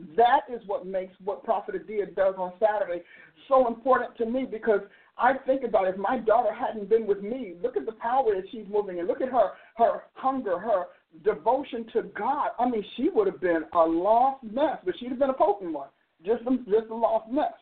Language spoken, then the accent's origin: English; New Jersey, United States; moved away; I'm from New Jersey